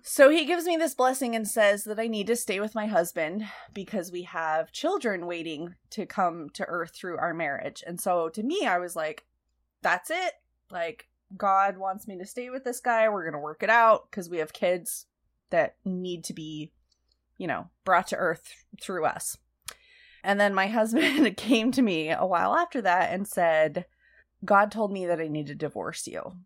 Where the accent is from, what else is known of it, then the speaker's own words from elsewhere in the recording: Utah, United States; I grew up in Utah where most people are Mormon